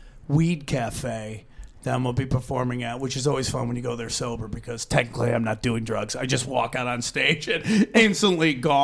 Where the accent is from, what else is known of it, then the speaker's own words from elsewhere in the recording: Los Angeles, California, United States; because we're from Los Angeles